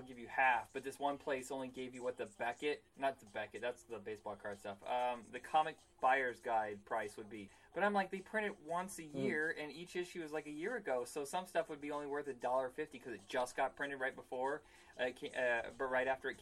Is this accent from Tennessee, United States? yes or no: no; Indiana, United States; growing up in Indiana